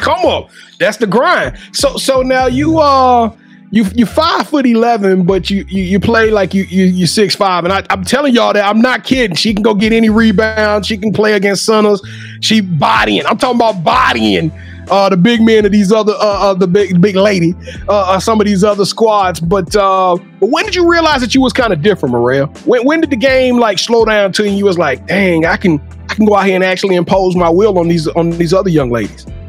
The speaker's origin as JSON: {"language": "English", "region": "Louisiana", "country": "United States", "tie": "born or raised there", "moved": "yes", "said": "my home state"}